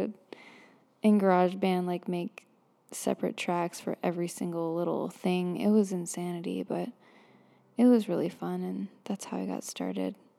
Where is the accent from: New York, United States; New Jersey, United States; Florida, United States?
Florida, United States; I grew up in Florida